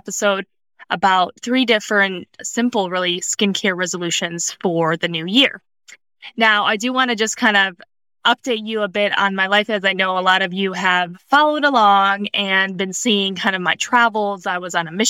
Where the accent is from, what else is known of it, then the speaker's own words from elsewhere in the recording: Cleveland, Ohio, United States; moved away as an adult; also born or lived in Southern California; I grew up in the Midwest. I grew up in Cleveland, Ohio